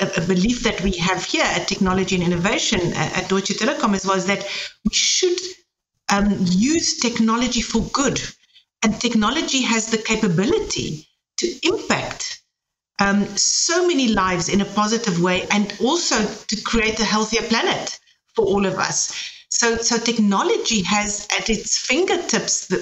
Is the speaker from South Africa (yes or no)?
yes; South Africa; now in Germany; I'm coming from South Africa